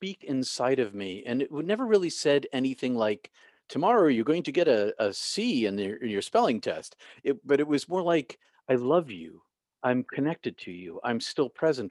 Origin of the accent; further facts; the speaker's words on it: Boston, Massachusetts, United States; I grew up in Boston, outside of Boston